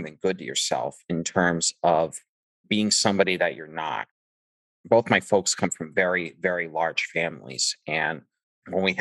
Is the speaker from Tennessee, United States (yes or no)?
no; Massachusetts, United States; I am also from Massachusetts, about 45 minutes south of Boston and about 10 minutes from Providence, Rhode Island